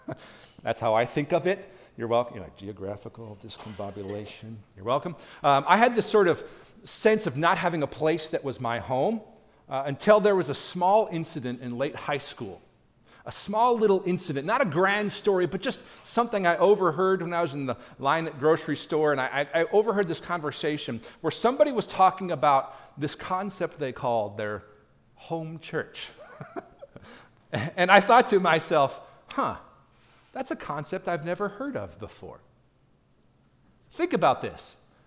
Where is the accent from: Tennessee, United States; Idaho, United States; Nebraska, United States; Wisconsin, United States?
Tennessee, United States; So now I tell them, of course, I'm from God's country, East Tennessee. Because that's just true, y'all.